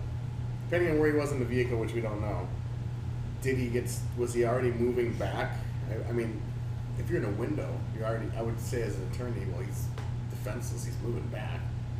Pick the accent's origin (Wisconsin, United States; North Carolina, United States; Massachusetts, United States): Wisconsin, United States; northern; now in Florida, United States; I'm from the northern woods of Wisconsin.